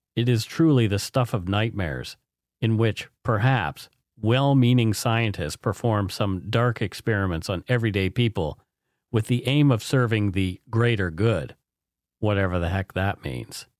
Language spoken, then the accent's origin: English; Canada; We are ordinary Canadian schmucks